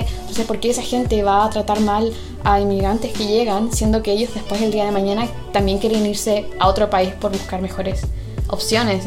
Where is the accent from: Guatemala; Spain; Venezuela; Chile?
Chile; also born or lived in England; now in United Kingdom; yo me crié en Chile